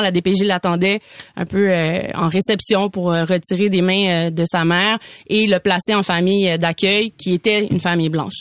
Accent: Quebec, Canada; c'est chez nous au Québec, dans le Nord

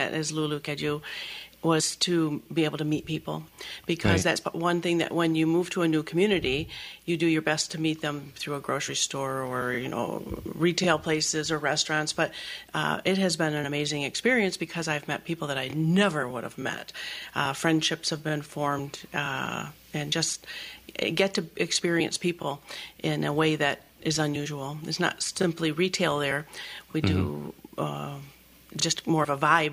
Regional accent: Oakland County, Michigan, United States; also born or lived in Flint, Michigan / Saugatuck, Michigan; I grew up in Oakland County, but I actually still have a home in the Flint area

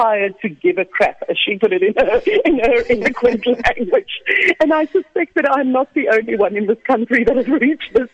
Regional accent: South Africa; us being South African dudes

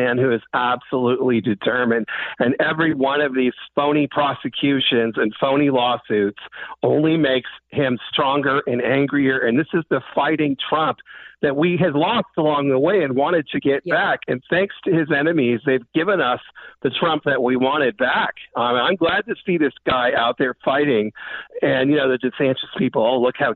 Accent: California, United States; moved away; I was a kid growing up in California

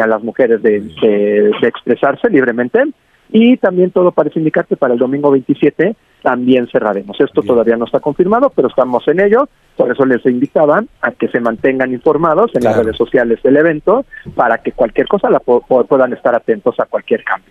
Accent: Mexico; como mexicanos que somos

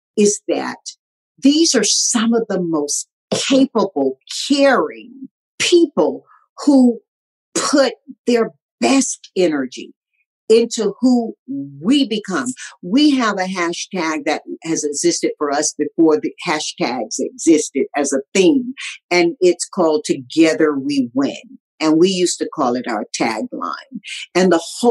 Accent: Tarboro, North Carolina, United States; also born or lived in Southern California; now in Los Angeles, United States; This nappy-headed little colored girl growing up in Tarboro, North Carolina

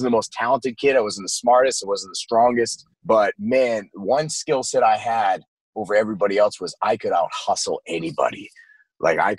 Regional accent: Maine, United States; I spent most of my life growing up in Maine, and that's where I was born

